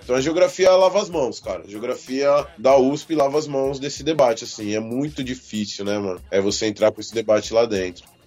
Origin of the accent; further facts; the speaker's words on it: São Paulo, Brazil; now in Itapevi, Brazil; Tô morando em Itapevi, na verdade eu sou do Rio Pequeno, mas tô morando em Itapevi